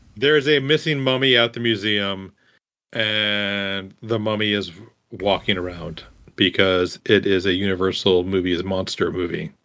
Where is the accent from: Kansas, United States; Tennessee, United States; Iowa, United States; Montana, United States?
Iowa, United States; I grew up in Iowa